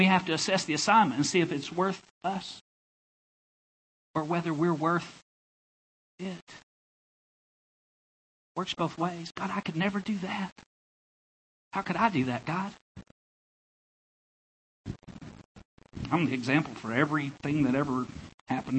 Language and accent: English; Enola, Arkansas, United States; moved away as an adult; also born or lived in Louisiana; now in Blacksburg, United States; That's where I'm from. Enola is where I went to high school. It's a place in the state called Arkansas.